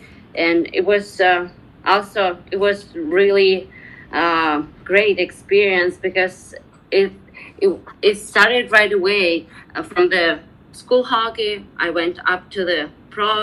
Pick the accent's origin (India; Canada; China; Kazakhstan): Kazakhstan; also born or lived in Ust-Kamenogorsk; I grew up in post-Soviet Union area. It's a Kazakhstan country.